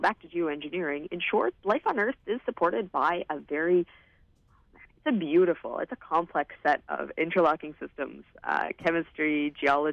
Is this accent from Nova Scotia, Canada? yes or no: no; Vancouver, British Columbia, Canada; I'm from Vancouver. I've lived here my whole life